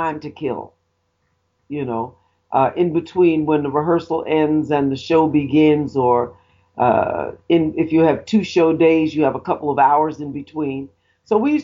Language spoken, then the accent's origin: English; New York City, New York, United States; As a young girl, I grew up in the Bronx